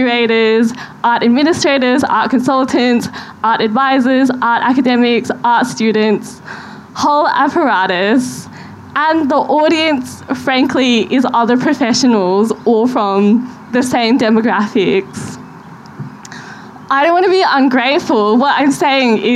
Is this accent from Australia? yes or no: yes; Australia; as an Australian arts professional, as a female Australian arts professional